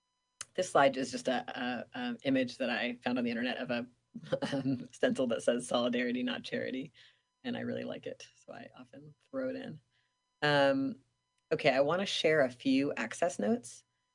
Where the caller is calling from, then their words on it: Seattle, Washington, United States; I am calling in from Duwamish Land, Seattle, Washington